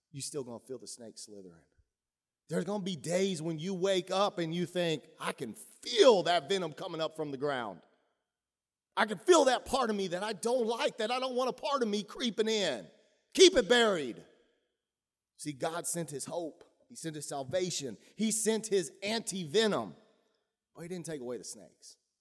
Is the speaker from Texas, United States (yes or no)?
yes; Texas, United States; I grew up in Texas.